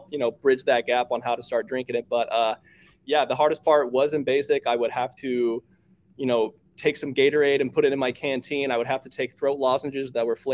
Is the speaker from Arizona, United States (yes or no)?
yes; Arizona, United States; We grew up in Arizona